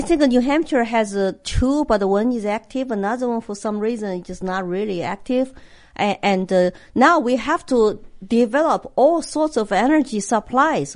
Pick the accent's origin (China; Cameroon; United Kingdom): China; English is a second language; now in United States; a Chinese immigrant who come here with nothing